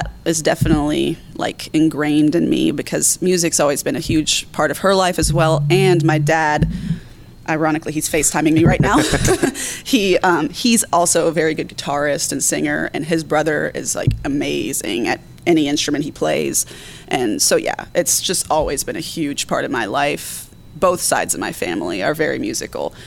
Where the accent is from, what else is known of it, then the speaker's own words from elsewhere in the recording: Pinehurst, North Carolina, United States; moved away as an adult; now in Charlotte, United States; I moved to Pinehurst, North Carolina when I was about 4 years old